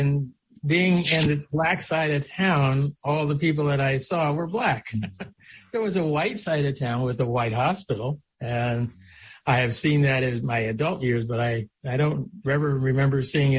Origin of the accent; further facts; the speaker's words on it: New Jersey, United States; also born or lived in Tuskegee, Alabama; I was three and a half years old when I moved back to my mother's home state of New Jersey and lived there in Delmar for a while.